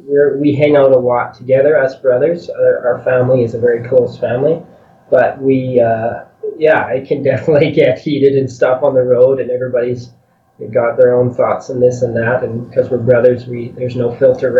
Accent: a small town west of Edmonton, Alberta, Canada; we're from west of here in this little town

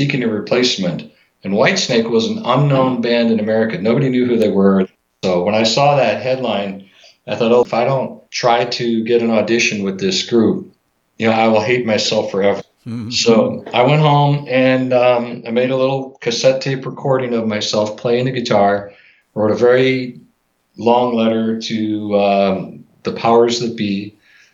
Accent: Chicago, Illinois, United States; I'm from Chicago area

